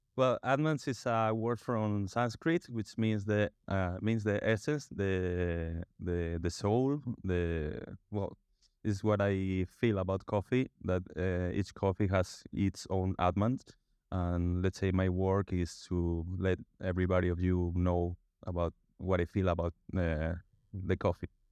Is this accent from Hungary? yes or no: no; A Coruña, Galicia, Spain; also born or lived in London; now in Barcelona, Spain; I'm based here in Barcelona, but I'm from La Coruña, northwest of, of Spain